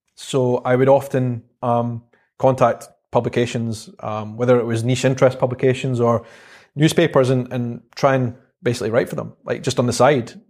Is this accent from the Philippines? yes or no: no; Edinburgh, Scotland, United Kingdom; accent: Scottish; also born or lived in South Africa / London; life in Edinburgh, and it was just a, a great place to grow up.